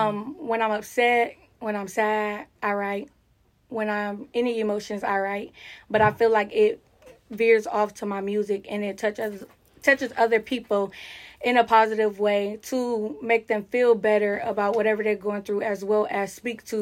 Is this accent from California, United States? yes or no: no; Jacksonville, Florida, United States; now in Ohio, United States; I was born and raised in Jacksonville, Florida. And then when I came to Ohio